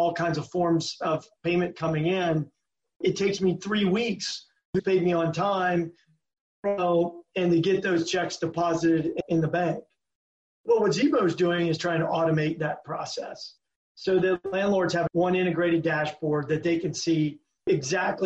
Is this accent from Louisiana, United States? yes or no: yes; Louisiana, United States; moved away; also born or lived in Germany; I grew up in Louisiana